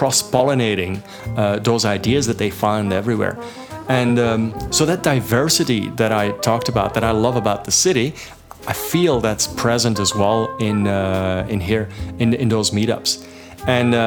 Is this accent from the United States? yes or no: no; Belgium; moved away as an adult; now in Toronto, Canada; I come from Belgium